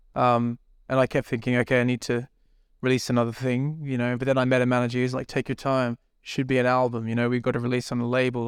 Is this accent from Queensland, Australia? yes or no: yes; Brisbane, Queensland, Australia; moved away as an adult; also born or lived in New Zealand; now in London, United Kingdom; where I grew up in Brisbane, Australia, is very like small city